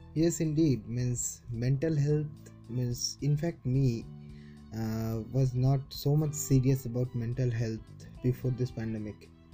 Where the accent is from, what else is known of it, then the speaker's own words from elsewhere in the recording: Siliguri, West Bengal, India; moved away as an adult; now in Kolkata, India; my hometown is Siliguri on the foothills of Darjeeling.